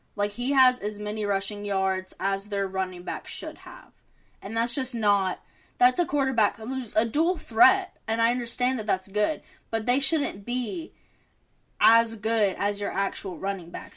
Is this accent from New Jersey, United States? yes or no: no; Cajun, Louisiana, United States; As a Cajun